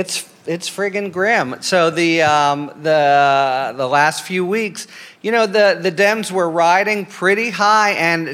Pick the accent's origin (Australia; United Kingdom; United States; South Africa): United States; Pennsylvania; I'm from Pennsylvania.